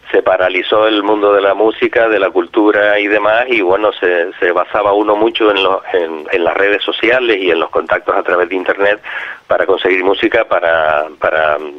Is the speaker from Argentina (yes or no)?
no; Canary Islands, Spain; Yo soy de aquí, de Gran